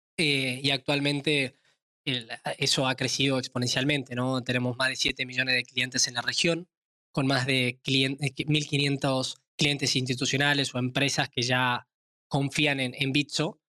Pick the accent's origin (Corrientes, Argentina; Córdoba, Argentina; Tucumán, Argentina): Tucumán, Argentina; soy nacido en Tucumán, una provincia pequeña al norte de Argentina, actualmente también basado en Argentina